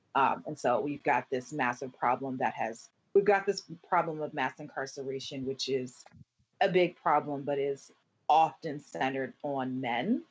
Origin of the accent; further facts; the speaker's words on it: Camden, New Jersey, United States; my four years of high school growing up in Camden, New Jersey